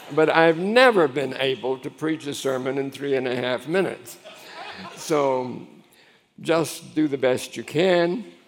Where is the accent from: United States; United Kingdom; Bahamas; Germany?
United States; Miami, Florida; I grew up in Miami. My family were longtime Floridians